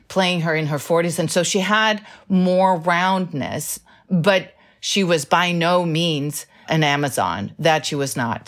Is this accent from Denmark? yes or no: yes; Denmark; now in United States; this great love of my country of birth.